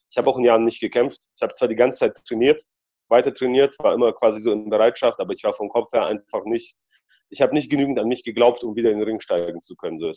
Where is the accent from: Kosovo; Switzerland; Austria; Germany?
Germany; also born or lived in Poland; ich bin ja in Polen geboren und in Deutschland aufgewachsen. Dementsprechend trage ich auch zwei Herzen in meiner Brust.